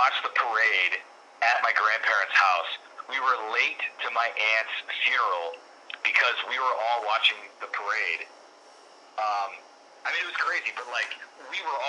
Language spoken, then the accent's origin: English; Chicago, Illinois, United States; I grew up in around Chicago.